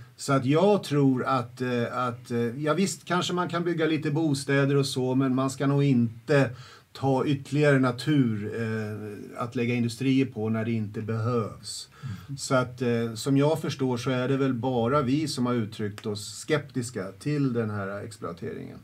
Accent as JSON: {"language": "Swedish", "town": "Södertälje", "region": "Stockholm County", "country": "Sweden", "tie": "born or raised there", "said": "jag är uppväxt i Södertälje, eh, centralt, eh, i, i liksom Kallhov"}